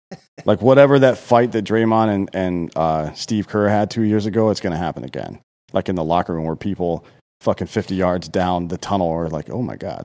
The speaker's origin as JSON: {"language": "English", "country": "Australia", "tie": "born or raised there", "said": "Well, especially growing up in Australia, nobody..."}